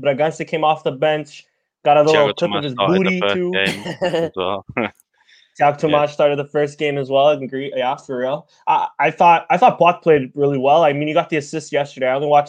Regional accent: Canada; I'm Canadian

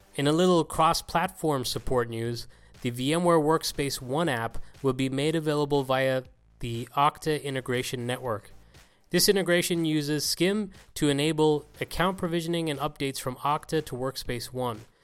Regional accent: Ireland; my home country of Ireland

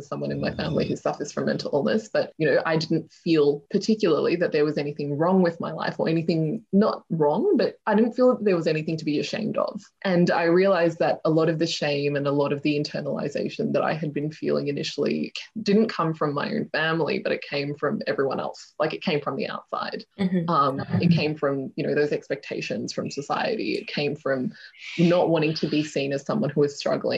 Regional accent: Melbourne, Victoria, Australia; also born or lived in India; we grew up in like very white areas of southeast Melbourne

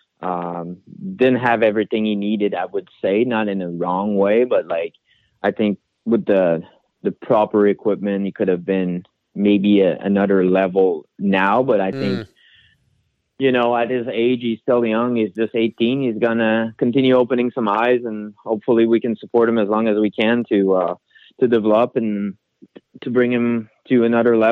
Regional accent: Canada; now in United States; being a Canadian

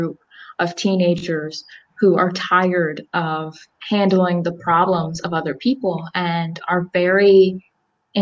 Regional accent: Salisbury, Maryland, United States; I am from Salisbury, Maryland, and I attend Elizabethtown College in Elizabethtown, Pennsylvania.

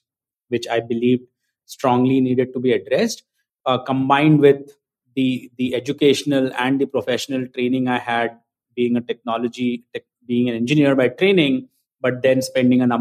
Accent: India; moved away as an adult; also born or lived in United States; now in Mumbai, India; I grew up in India.

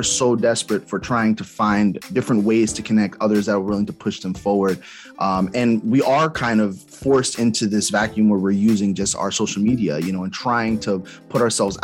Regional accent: East Orange, New Jersey, United States; I'm from Jersey as well. I'm from East Orange.

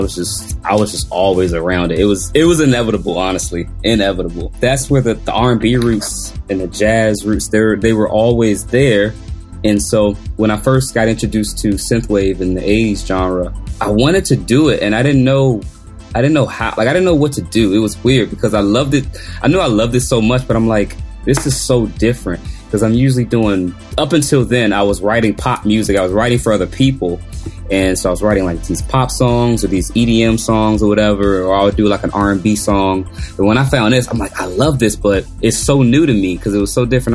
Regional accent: Washington, District of Columbia, United States; I grew up in Washington, D.C.

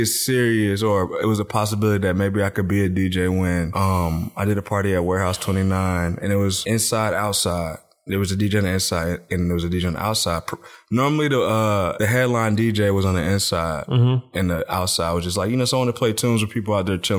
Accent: North Carolina, United States; Well, I'm from the 252. I went to high school in the 252.

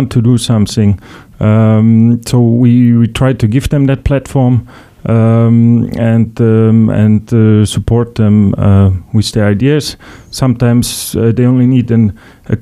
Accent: Luxembourg; also born or lived in Vienna, Austria; I'm originally from Luxembourg

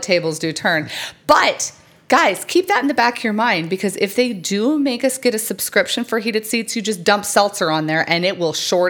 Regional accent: United States; Apparently I'm from America.

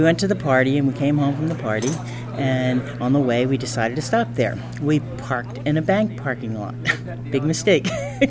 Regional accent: New Jersey, United States; from New Jersey.

